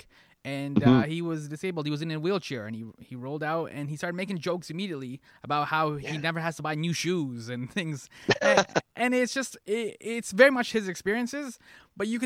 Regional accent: Toronto, Ontario, Canada; I'm from Scarborough, so I hung out with like a number of minorities

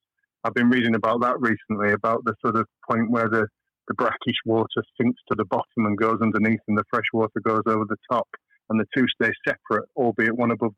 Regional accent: Chiltern Hills, South East England, United Kingdom; also born or lived in Hull; we moved away down to the rolling Chiltern Hills

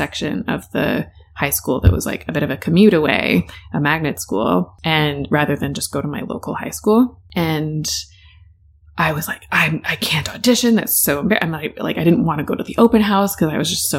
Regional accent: Richmond Hill, Ontario, Canada; I grew up in Richmond Hill to British parents, and I'm an only child

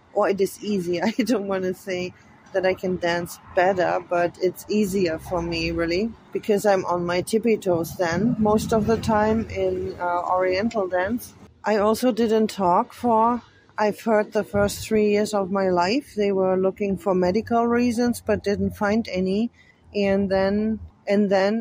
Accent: Frankfurt, Hesse, Germany; English is a second language; I was born on January the 4th, 1970, in Frankfurt, Germany

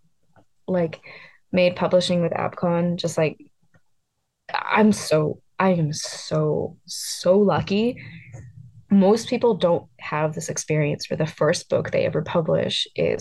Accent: East Coast, United States; I grew up on the East Coast

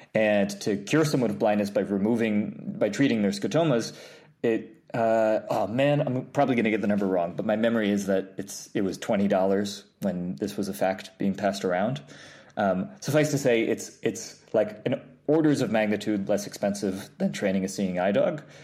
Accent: New York, United States; I grew up in New York, um, upstate. Well, well, technically upstate, like an hour above the city, and then I went to the city for college.

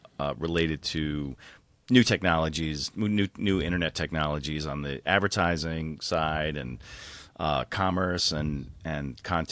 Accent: New York, United States; So, so I grew up in the New York suburbs. I stayed on the East Coast. I went to school in New York City and that's where I lived.

